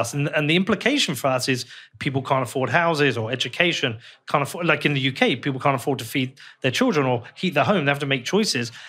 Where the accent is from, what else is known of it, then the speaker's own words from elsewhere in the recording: United Kingdom; moved away; somebody from the U K